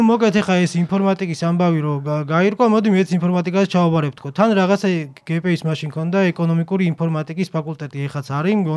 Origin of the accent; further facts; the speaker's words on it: Guria, Georgia; მე დავიბადე, გავიზარდე და სკოლაში ვისწავლე გურიაში. სოფელში